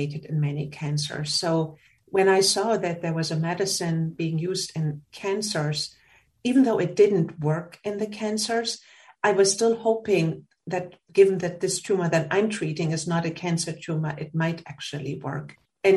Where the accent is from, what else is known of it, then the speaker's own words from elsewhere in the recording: Germany; moved away as an adult; now in United States; I'm from Germany and I did my pediatric residency